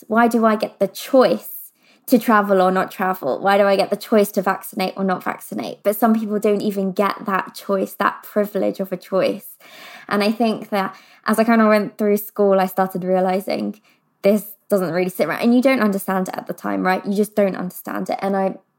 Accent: London, United Kingdom; I grew up in London

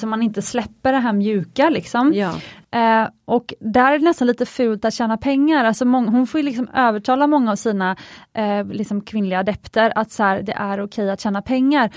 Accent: Sweden; i Sverige vi är väldigt effektiva

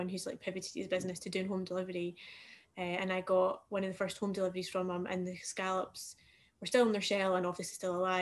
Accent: Fife, Scotland, United Kingdom; also born or lived in Dubai; now in Glasgow, United Kingdom; I'm from Fife, so I'm from like a seaside town

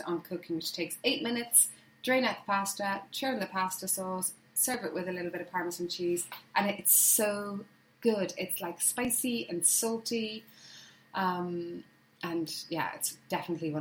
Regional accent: Ireland; moved away as an adult; now in Hampshire, United Kingdom; as an Irish girl moving to the UK

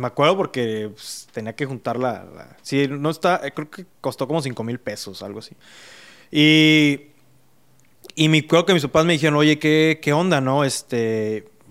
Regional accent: Mexico City, Mexico; now in Monterrey, Mexico; Y yo nací en la Ciudad de México

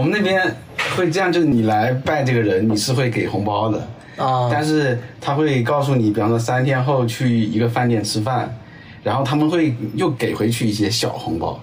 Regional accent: Guangxi, China; 我来自广西，我生长也在广西

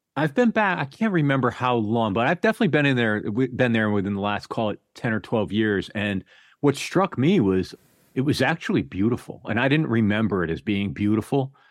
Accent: New Haven, Connecticut, United States; I grew up outside of New Haven, Connecticut

